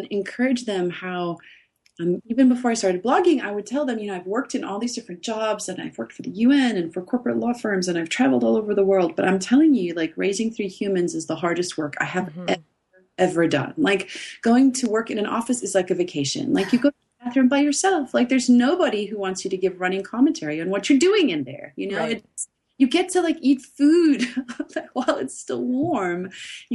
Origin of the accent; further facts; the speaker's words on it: South Africa; I grew up in South Africa